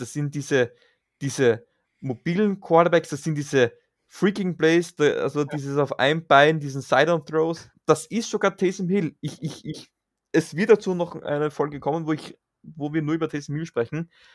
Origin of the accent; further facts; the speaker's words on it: Graz, Styria, Austria; wie man bei uns in Graz sagt